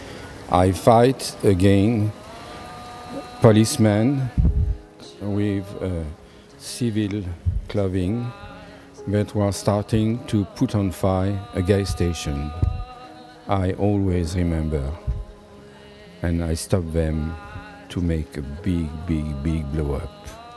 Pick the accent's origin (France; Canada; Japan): France; I am from France.